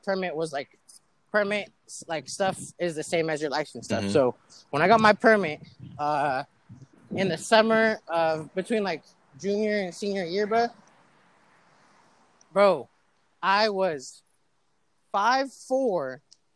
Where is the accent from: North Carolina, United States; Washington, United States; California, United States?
California, United States; Pleasant Hill; growing up in Pleasant Hill